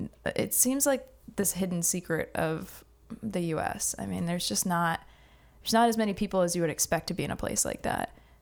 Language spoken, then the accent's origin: English; North Charleston, South Carolina, United States; also born or lived in Augusta; Yes, I was born in Augusta. I lived there for a couple of years, and then my parents moved down here. I lived in North Charleston.